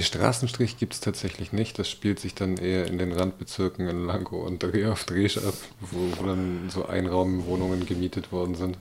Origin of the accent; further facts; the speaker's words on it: Berlin, Germany; moved away; also born or lived in Schwerin; bin ich in West-Berlin geboren.